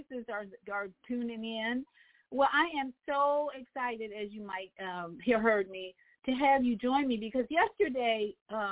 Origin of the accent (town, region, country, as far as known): Midwest, United States